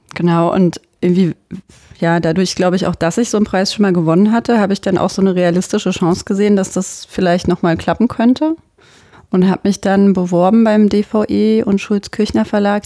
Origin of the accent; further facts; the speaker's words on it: Germany; bei uns in Deutschland